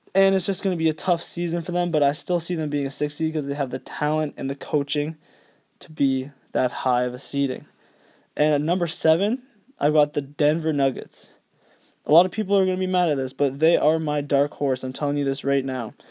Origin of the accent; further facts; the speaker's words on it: Canada; I am Canadian.